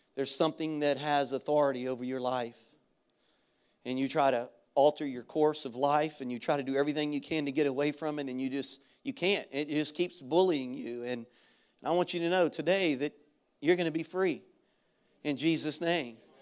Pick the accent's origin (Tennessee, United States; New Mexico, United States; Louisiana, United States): Louisiana, United States; Baton Rouge; moved away; our elementary school where I grew up in Baton Rouge.